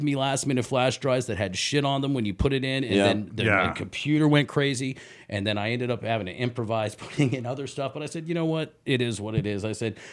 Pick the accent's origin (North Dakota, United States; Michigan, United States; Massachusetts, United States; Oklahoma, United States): Massachusetts, United States; Boston; moved away; I'm from Boston.